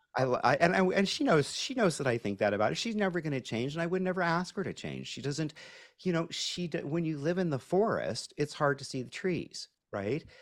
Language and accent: English; Pacific Northwest, United States; I grew up in the Pacific Northwest